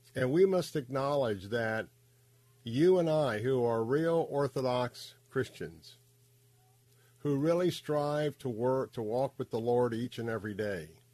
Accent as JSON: {"language": "English", "town": "Tampa", "region": "Florida", "country": "United States", "tie": "born or raised there", "said": "I grew up right here in Tampa, Florida"}